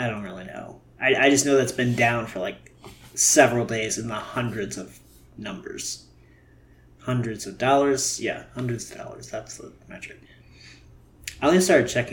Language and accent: English; Milwaukee, Wisconsin, United States; now in Los Angeles, United States; back home